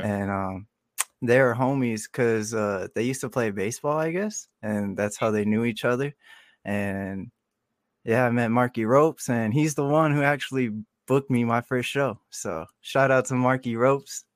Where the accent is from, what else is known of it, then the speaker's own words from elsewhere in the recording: Marana, Arizona, United States; also born or lived in Tucson, Arizona; I was born in Tucson, and then w, like, when I turned six or seven, we moved to Marana, and I just been, uh, raised here ever since in Marana.